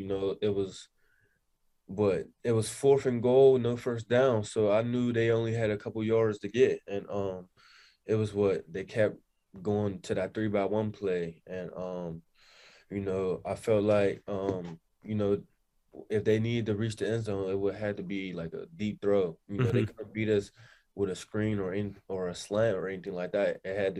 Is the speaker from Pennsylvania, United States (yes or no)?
yes; Pittsburgh, Pennsylvania, United States; I'm from Pittsburgh.